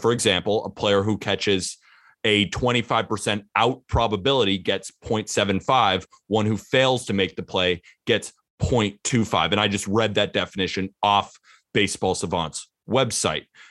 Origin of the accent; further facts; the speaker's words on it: California, United States; I'm from California